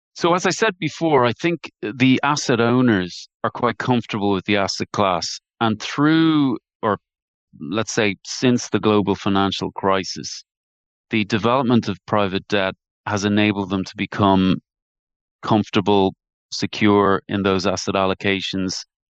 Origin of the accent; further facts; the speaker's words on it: Dublin, Leinster, Ireland; accent: Irish; I grew up in, in Terranure in Dublin. I'm sure you can tell by my dulcet tones, my accent, that, uh, I'm an Irish man by birth.